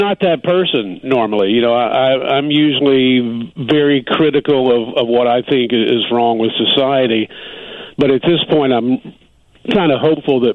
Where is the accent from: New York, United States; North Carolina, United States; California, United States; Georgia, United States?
North Carolina, United States; in the South where I grew up in North Carolina